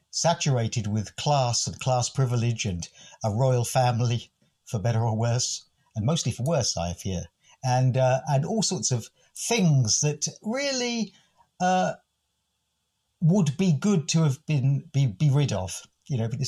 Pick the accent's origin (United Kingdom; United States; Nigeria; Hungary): United Kingdom; England; accent: English; my most English accent